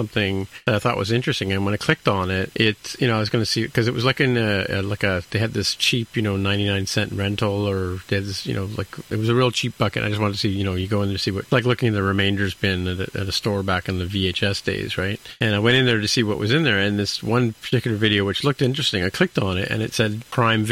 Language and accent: English; Canada